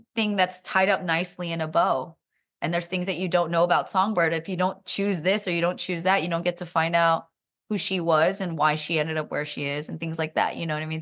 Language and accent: English; Silicon Valley, California, United States; I'm also from Silicon Valley